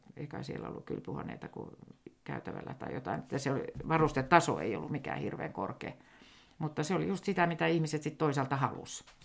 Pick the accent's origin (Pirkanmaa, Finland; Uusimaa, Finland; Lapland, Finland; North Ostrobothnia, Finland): Uusimaa, Finland; Helsinki; accent: Helsinki dialect; moved away as an adult; now in Sodankylä, Finland; vielähän minä puhun ihan Helsingin murretta